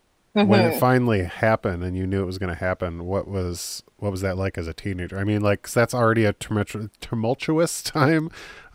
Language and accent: English; United States; But, like, as an American, I think of, like, England, and I'm like, oh, those people probably just, like, shoot a text and, like, hey, guys, be there soon, and they just throw them a visa.